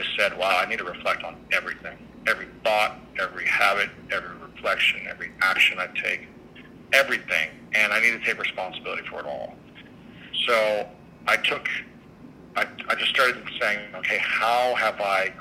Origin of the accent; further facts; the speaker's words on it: Midwest, United States; growing up in the Midwest and where I grew up, I wasn't allowed to express myself